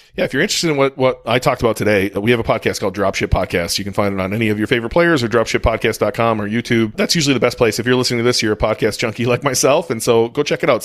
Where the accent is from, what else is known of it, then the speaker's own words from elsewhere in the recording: United States; I'm American.